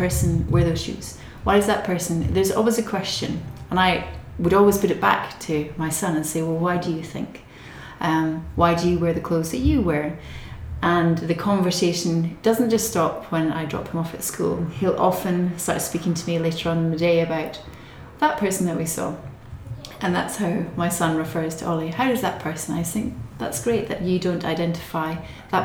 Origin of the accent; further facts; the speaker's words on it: Scotland, United Kingdom; moved away; I'm Scottish, not Irish. I'm Scottish.